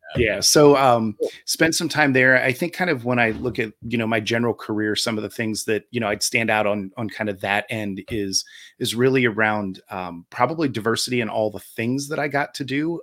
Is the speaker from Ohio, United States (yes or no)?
yes; Ohio, United States; moved away as an adult; now in Charlotte, United States; I'm originally from Ohio. Uh, I spent a majority of my life there, including my adult life